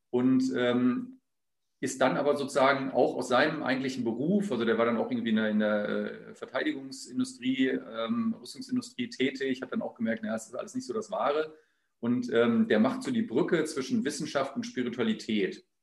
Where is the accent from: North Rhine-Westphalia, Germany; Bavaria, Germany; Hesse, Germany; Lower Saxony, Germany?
Lower Saxony, Germany; Hannover; born there; geboren bin ich im Jahr 1972, im Sommer, im August, äh, in Hannover. Ähm, deswegen habe ich auch keinen Dialekt, sondern spreche das reinste Hochdeutsch.